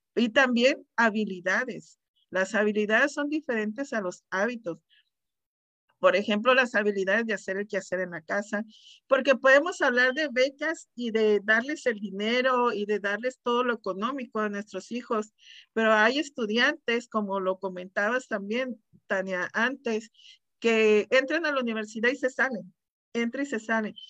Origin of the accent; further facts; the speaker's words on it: Mexicali, Baja California, Mexico; now in Desert Hot Springs, United States; De Mexicali, soy de Mexicali, Baja California, soy orgullosamente cachanilla